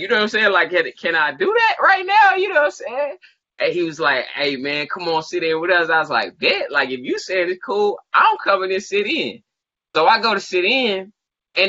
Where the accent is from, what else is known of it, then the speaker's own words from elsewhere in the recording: Macon, Georgia, United States; I'm from Macon. So, like, growing up, you always heard about …